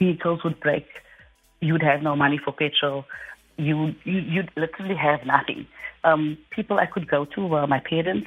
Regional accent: Cape Town, Western Cape, South Africa; I'm from Mitchell, Spain

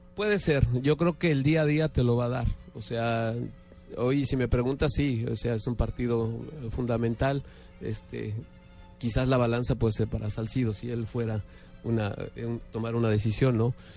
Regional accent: Mexico; los momentos propios como mexicano

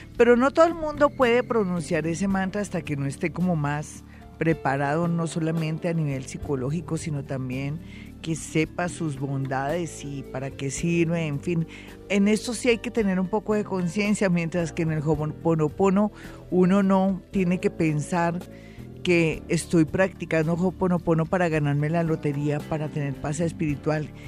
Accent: Colombia; somos los colombianos

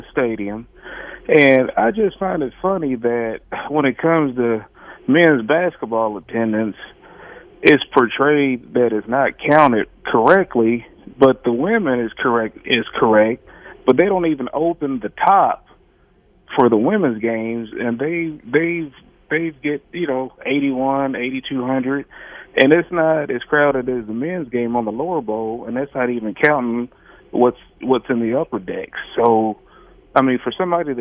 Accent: Jeffersonville, Indiana, United States; I'm from Jeffersonville.

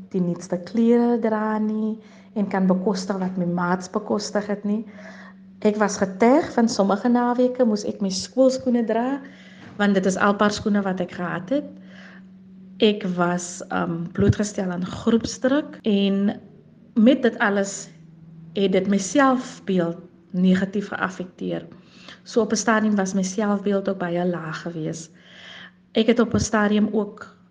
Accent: Ladismith, Western Cape, South Africa; Ek het grootgeword in die Hoekom Vallei. Die Hoekom Vallei is 'n plaasgemeenskap paar kilometer buite kan Lady Smith

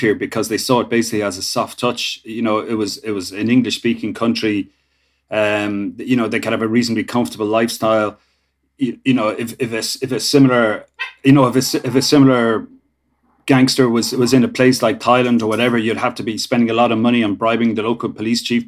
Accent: Ireland

